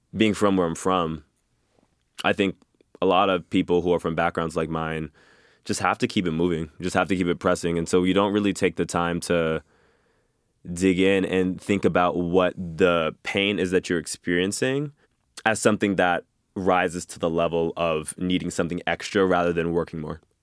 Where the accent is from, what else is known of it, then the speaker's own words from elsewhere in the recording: Boston, Massachusetts, United States; grew up in Mattapan, Massachusetts, which is a, an inner city of Boston, predominantly black neighborhood